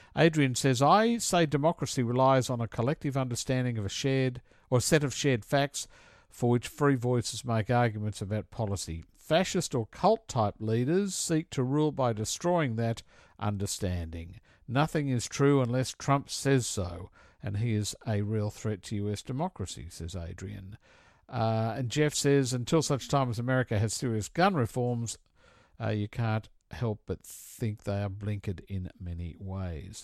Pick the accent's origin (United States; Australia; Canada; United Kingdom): Australia